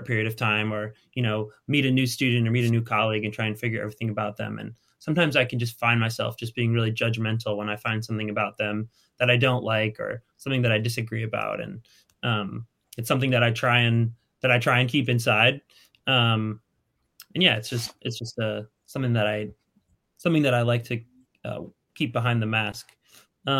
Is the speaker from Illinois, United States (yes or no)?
yes; Chicago, Illinois, United States; moved away; also born or lived in Indianapolis; I was from Chicago area